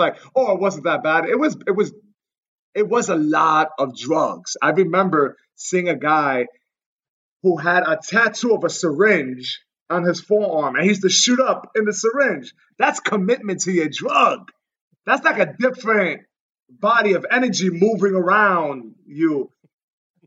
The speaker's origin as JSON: {"language": "English", "region": "New York", "country": "United States", "tie": "born or raised there", "said": "New York, born and raised, Lower East Side."}